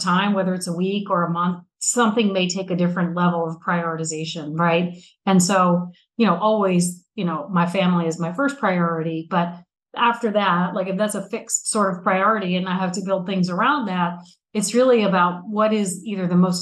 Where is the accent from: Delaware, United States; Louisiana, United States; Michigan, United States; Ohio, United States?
Delaware, United States; Newark; I grew up in Newark, Delaware, which is the home of University of Delaware